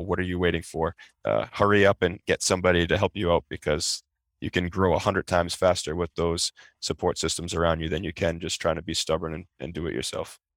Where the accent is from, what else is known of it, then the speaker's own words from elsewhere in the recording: Peabody, Massachusetts, United States; also born or lived in Revere, Massachusetts; my parents purchased a home in Peabody, Mass. Um, that's where I grew up